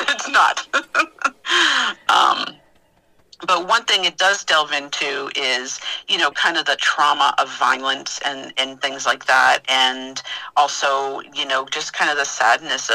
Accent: Massachusetts, United States; moved away as an adult; also born or lived in Manassas, Virginia; now in Virginia, United States; I'm originally from Massachusetts

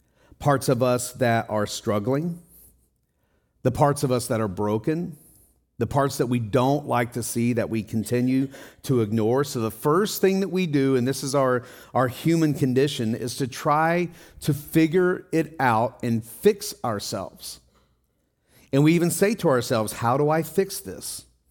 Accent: Tennessee, United States; moved away; also born or lived in Ohio / Wisconsin / Colorado; Well, I came from Wisconsin, but I lived in Colorado before that, but I'm from Tennessee. Oh, so you were born in Tennessee. No, I was actually born in Ohio, but I moved to Tennessee.

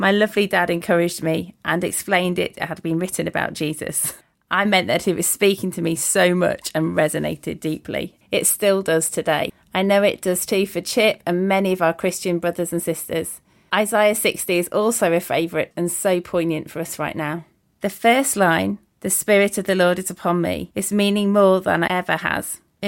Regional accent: Lincolnshire, East Midlands, United Kingdom; I'm from a village in Lincolnshire, so East Midlands in the UK.

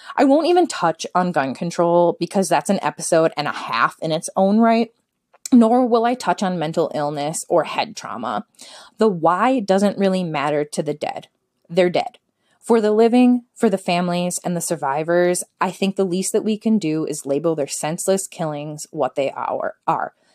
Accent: Minnesota, United States; I am from Minnesota

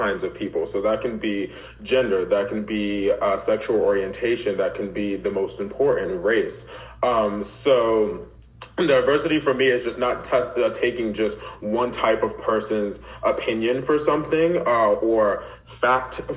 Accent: Middletown, Delaware, United States; moved away as an adult; also born or lived in Philadelphia, Pennsylvania; now in Atlanta, United States; I live here in Atlanta, Georgia now, but I'm originally from Philadelphia, PA, but was raised in Delaware, Middletown, Delaware, because that's where I went to a little bit of middle school, all of high school

